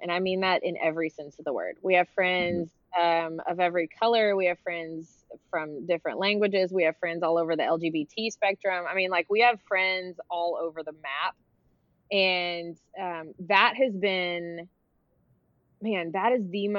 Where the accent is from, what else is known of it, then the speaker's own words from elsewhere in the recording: Memphis, Tennessee, United States; moved away as an adult; now in Texas, United States; I spent most of my years growing up in Memphis, Tennessee